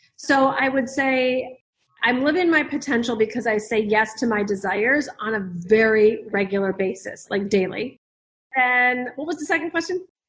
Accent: the Midwest of America, United States; I grew up in the Midwest of America

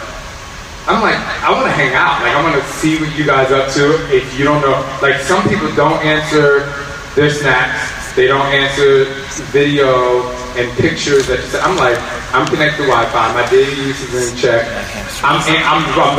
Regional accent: New Jersey, United States; I'm from Jersey

